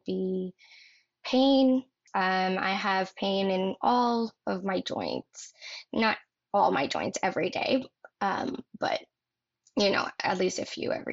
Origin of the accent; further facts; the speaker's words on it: northern Ontario, Canada; now in Toronto, Canada; I grew up in a rural, very rural town in northern Ontario. Oh yeah, I'm from Canada.